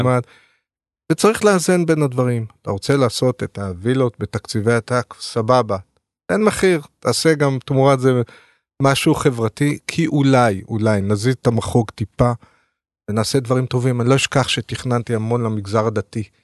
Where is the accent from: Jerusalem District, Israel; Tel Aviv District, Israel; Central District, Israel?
Tel Aviv District, Israel; Ramat HaSharon; moved away as an adult; now in Tel Aviv, Israel; אני גדלתי ברמת השרון